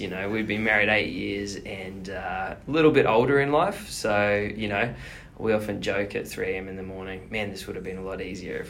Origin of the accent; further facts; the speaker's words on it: Australia; now in New Zealand; so I'm an Aussie.